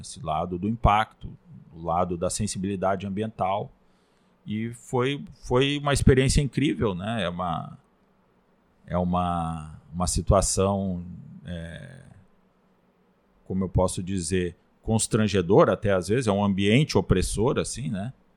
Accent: Rio Grande do Sul, Brazil; moved away as an adult; also born or lived in Bragança, Pará; now in Pará, Brazil; nós, os gaúchos, somos naturalmente mais é, desbravadores, né? Tem gaúcho espalhado pelo Brasil inteiro e eu vim para cá, eu saí, né? No caso da minha, da minha terra

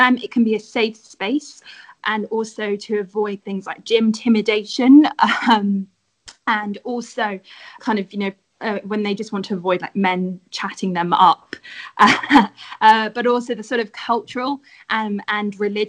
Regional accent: London, United Kingdom

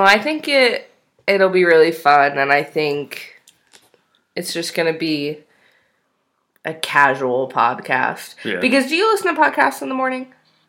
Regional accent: New York, United States; now in Utah, United States; I am originally from New York, but we both actually live in Utah.

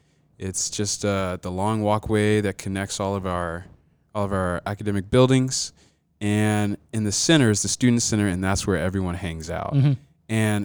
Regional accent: Albany, Georgia, United States; also born or lived in Atlanta, Georgia; So I was born in Atlanta, Georgia.

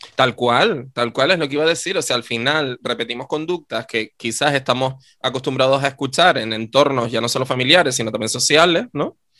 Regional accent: Canary Islands, Spain; yo estudié eh, mm, en mi pueblo de toda la vida, mi querido Deje

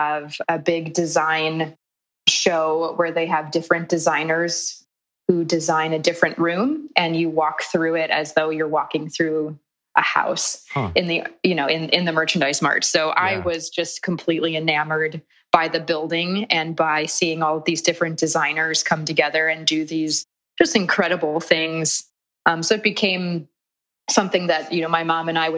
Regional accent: Chicago, Illinois, United States; moved away as an adult; also born or lived in Milwaukee, Wisconsin; growing up in Chicago and the childhood

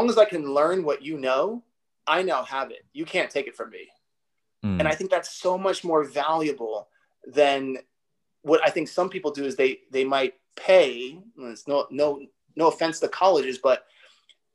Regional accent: New York, United States; growing up in New York

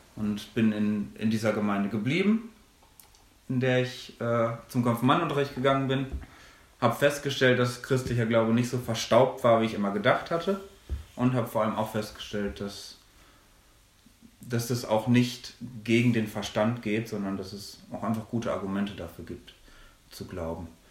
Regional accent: Minden-Lübbecke district, North Rhine-Westphalia, Germany; moved away as an adult; also born or lived in Münster; now in Ruhr area, Germany; ich komme aus der gleichen Gegend, aus der auch Maxi kommt, nämlich aus dem schönen Mühlenkreis im Kreis Minden-Lübbecke. Wir kommen aus dem gleichen Dorf

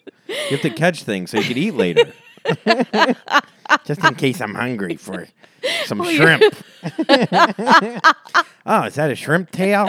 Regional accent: Florida, United States; I'm from Florida, too.

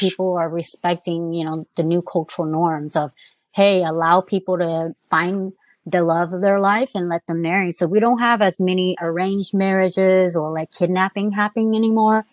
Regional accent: United States; I was born here.

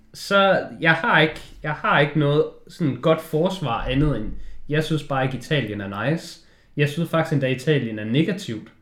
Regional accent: Denmark; når du kommer derned som dansker

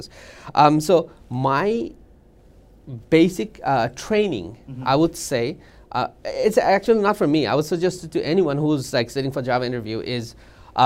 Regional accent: Bangladesh; moved away as an adult; now in United States; I'm from Bangladesh

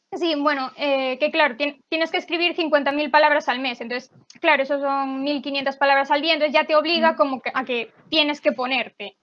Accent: Galicia, Spain; yo soy de Galicia, entonces también tenía lengua gallega

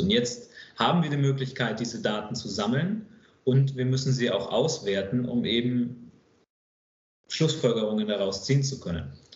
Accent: Bamberg, Bavaria, Germany; moved away as an adult; also born or lived in Hamburg / Stuttgart area; ich bin äh, gebürtiger Hamburger, in Oberfranken aufgewachsen, aufgrund des Jobs von meinem Vater. Ich war so fünf, sechs, als wir nach Oberfranken gezogen sind und bin dann dort in einer kleinen Stadt namens Bamberg aufgewachsen

